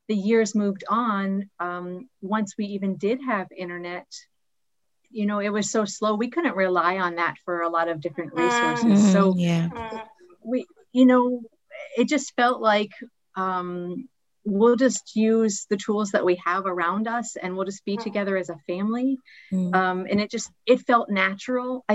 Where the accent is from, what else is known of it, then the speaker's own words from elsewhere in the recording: United States; moved away as an adult; now in Ghana; we are American missionaries living in Ghana for the past 14 years